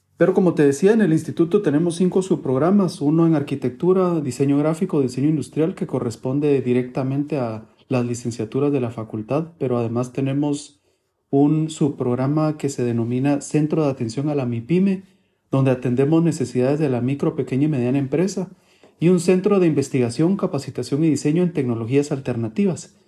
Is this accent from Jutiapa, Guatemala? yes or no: no; Guatemala City, Guatemala Department, Guatemala; also born or lived in Buenos Aires, Argentina; de la ciudad de Guatemala